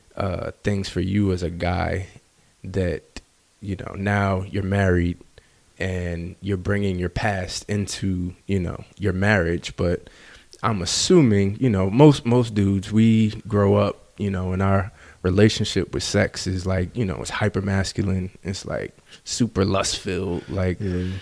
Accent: New Jersey, United States; I grew up in Jersey

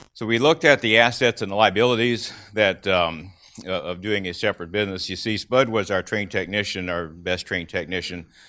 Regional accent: Clinton County, Illinois, United States; I grew up in Clinton County, Illinois

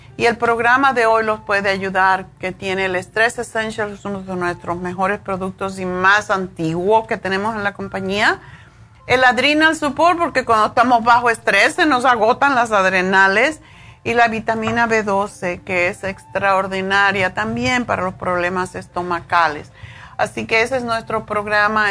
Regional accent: Cuba; moved away as an adult; also born or lived in Spain; now in United States; cuando me fui de Cuba, me fui como dicen con una mano adelante y otra atrás

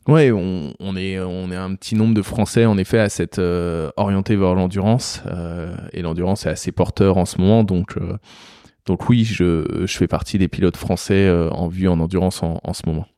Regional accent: Beauce, Centre-Val de Loire, France; moved away as an adult; also born or lived in Paris; je viens de la Beauce

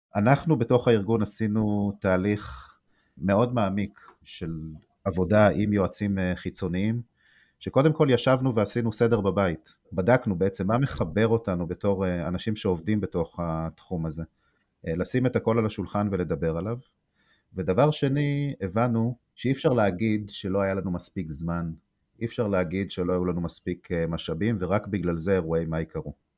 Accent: Nahal Oz, Southern District, Israel; אני נולדתי וגדלתי בנגב, בקיבוץ נחל עוז, סמוך לרצועת אה, עזה

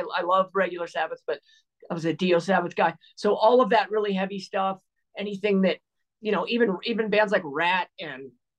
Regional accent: California, United States; And I came from the Bay Area.

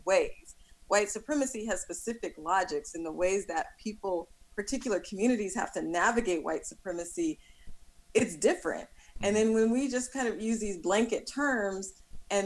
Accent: California, United States; as a Californian

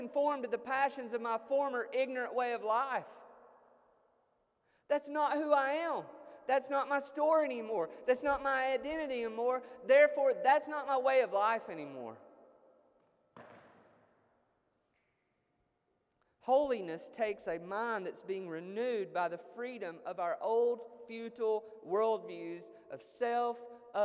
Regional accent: United States; as American Christians

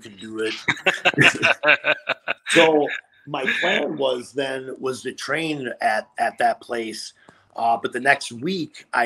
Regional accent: Appleton, Wisconsin, United States; I grew up in Appleton, Wisconsin

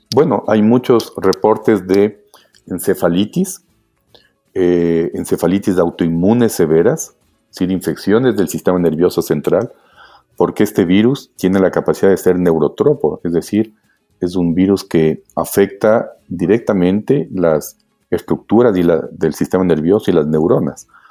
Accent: Quito, Pichincha, Ecuador; yo nací en Quito hace ya 57 años. Eh, estudiamos, estudié yo ah, primero en la Escuela Espejo y luego en el Colegio Benalcázar.

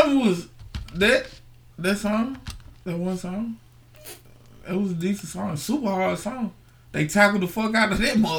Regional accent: New York, United States; Because I'm from New York.

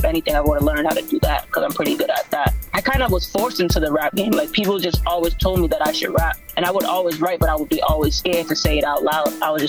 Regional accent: Boston, Massachusetts, United States; I'm from Boston, Massachusetts, born and raised

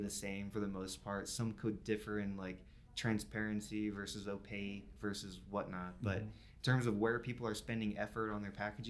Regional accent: North Carolina, United States; I'm from North Carolina, so I've got a 919 zip code.

